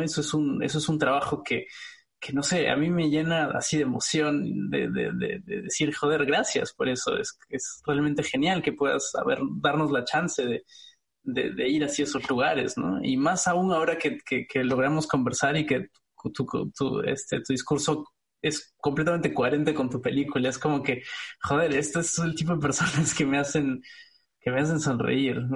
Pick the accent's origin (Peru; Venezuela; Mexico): Peru; moved away; como peruano, eh, residiendo en el extranjero